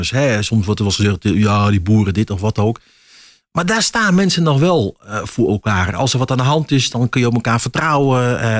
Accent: Achterhoek, Gelderland, Netherlands; accent: Achterhoek; moved away; also born or lived in Raalte area; hoor het aan mijn accent. Ik ben echt achter, achterhoek wat dat betreft. En eh, ja, daar blijft, zit toch een soort roots.

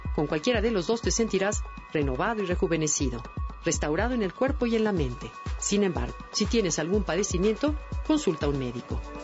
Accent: Mexico; nuestros propios aztecas

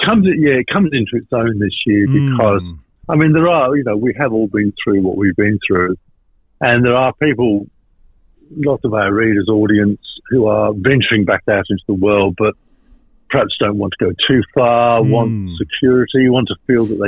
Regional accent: Western Australia, Australia; Travel writer, born and bred in West Australia.

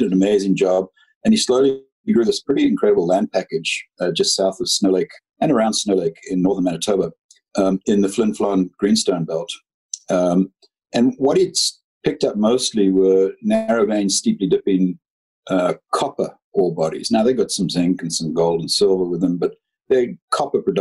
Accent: Zimbabwe; moved away as an adult; also born or lived in United Kingdom; now in Canada; I was born and brought up in Zimbabwe

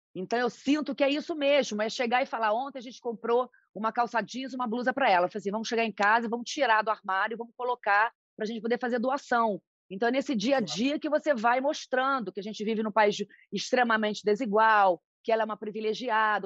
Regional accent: Macaé, Rio de Janeiro, Brazil; moved away as an adult; now in São Paulo, Brazil; eu nasci em Macaé, interior do Rio

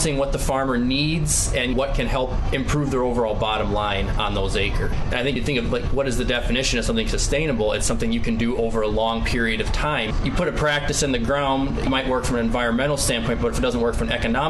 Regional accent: Driftless region, United States; when I was growing up in the Driftless region, later part of the 2000s into the early 2010s

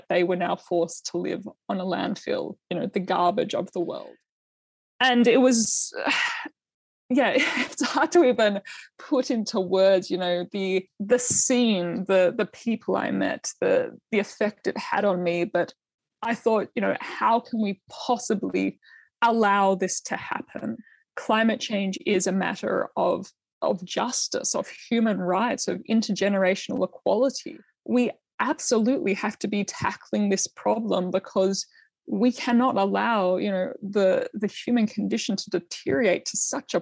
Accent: Australia; as a young female farmer, to have been born in Australia, and like what an amazing, you know, childhood and upbringing and education and career I have been able to have just by virtue that I was born in Australia

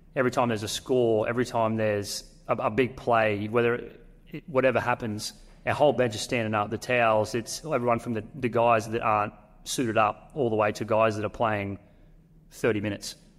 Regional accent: North Queensland, Australia; it's North Queensland. I'm from North Queensland.

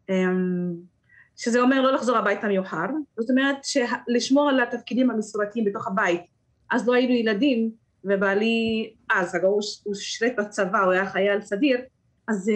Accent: Rahat, Southern District, Israel; Hebrew is a second language; אני אישית, מה שעזר לי להשתלב בשוק העבודה זה שידעתי קצת עברית. אז הגבולות שלי הם לא רק רהט, אלא התרחבתי מעבר לגבולות של רהט.

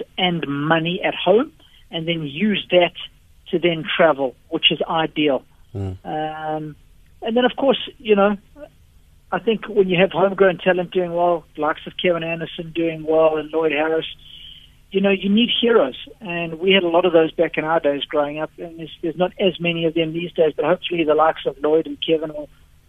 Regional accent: South Africa; Well, it's so cool to be able to do this stuff at home, because all my work gets done abroad. But there's nothing like being in your own backyard.

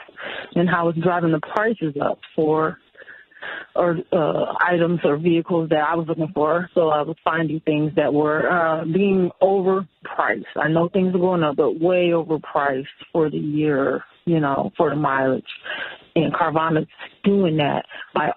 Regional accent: Pontiac, Michigan, United States; I am from Pontiac

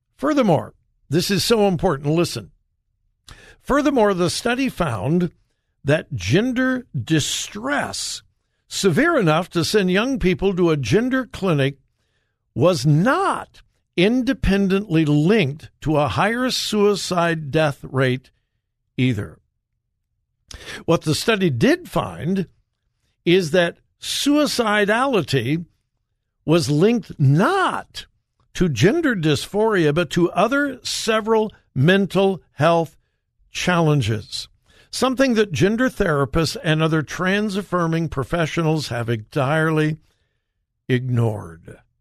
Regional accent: United States; I was from America

